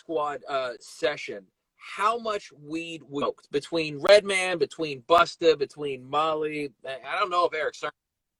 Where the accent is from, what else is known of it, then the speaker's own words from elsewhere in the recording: Germany; moved away; I grew up in Germany